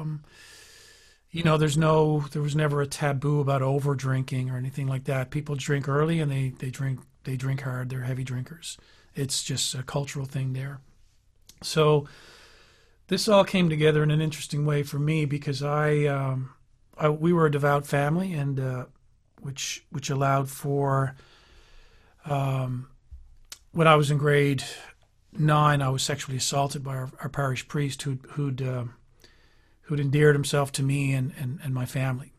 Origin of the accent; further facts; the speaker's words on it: Newfoundland and Labrador, Canada; now in Ottawa, Canada; We're from Newfoundland, which is as far east as you can get and still be in North America